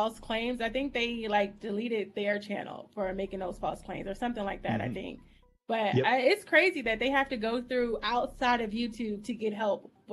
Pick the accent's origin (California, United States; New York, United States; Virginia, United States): Virginia, United States; now in Georgia, United States; I'm from Virginia, but I live down here in Georgia.